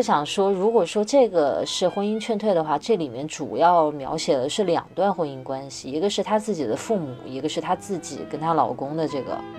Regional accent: Wuhan, Hubei, China; moved away; 其次我是武汉人，所以我的圈子里有大量的武汉人在讲武汉当地在发生什么

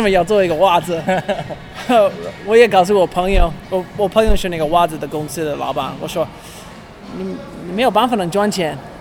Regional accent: California, United States; Chinese is a second language; also born or lived in Los Angeles; 我是加州人，所以我是，我居在洛杉矶。我现在我工作在 Stance， Stance 是一个袜子的公司

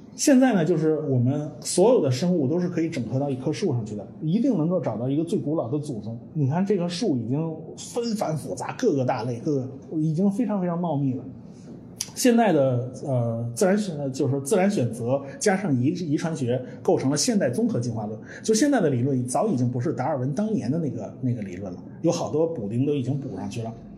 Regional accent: China; 我们中国人都懂

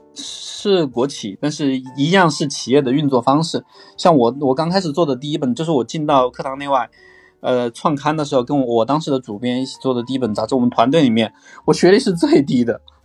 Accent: Chongqing, China; 我就在重庆读书， 我就是个重庆人

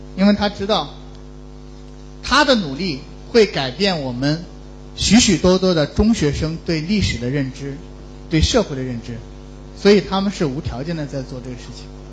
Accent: Yibin, Sichuan, China; moved away; 我的老家在四川，在宜宾

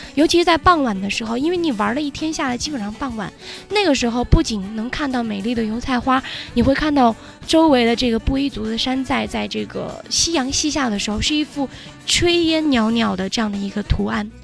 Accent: Guizhou, China; 我们贵州人叫背扇

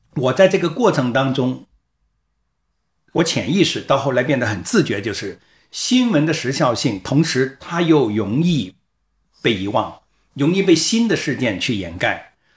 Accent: China; also born or lived in Guangdong; 我是一个中国人

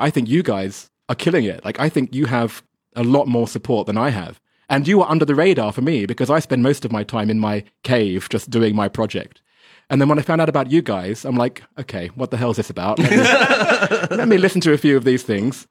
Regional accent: England, United Kingdom; now in China; I'm English

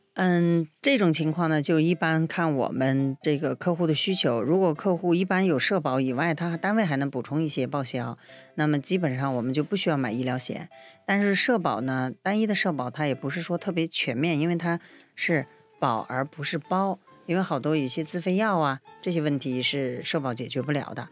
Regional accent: China; 在我们中国人的传统里面认为这是不吉利的事儿

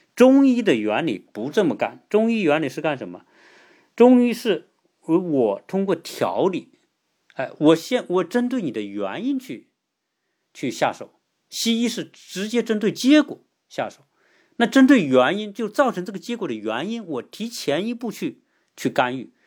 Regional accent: China; 作为一个中国人

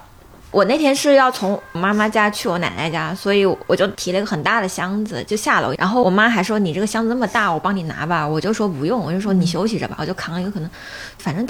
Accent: Liuzhou, Guangxi, China; 我家是柳，我是柳州人

